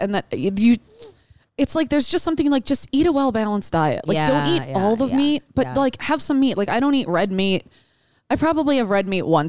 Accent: Detroit, Michigan, United States; born or raised there

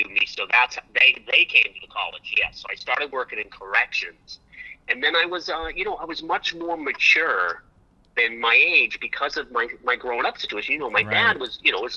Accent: Portsmouth, New Hampshire, United States; moved away as an adult; also born or lived in Kittery, Maine / Los Angeles; I was born in Portsmouth, which is right on the ocean, right on the water in Portsmouth, New Hampshire

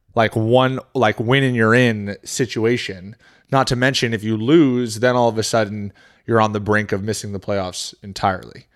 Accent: New Hampshire, United States; moved away; also born or lived in Maine / Florida; I was born in Maine, but grew up in New Hampshire

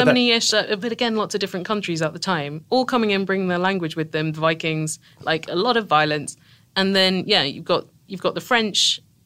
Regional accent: Tunbridge Wells, South East England, United Kingdom; accent: British; I'm from a town called Tunbridge Wells, which is about forty miles south of London

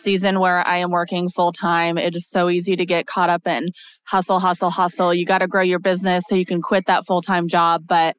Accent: Washington, United States; I am from Washington State

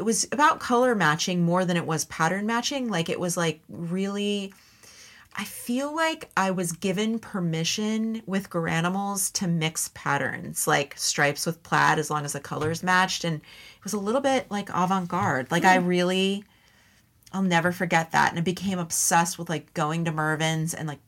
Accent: San Jose, California, United States; also born or lived in Los Gatos, California; I grew up in San Jose and then Los Gatos, California

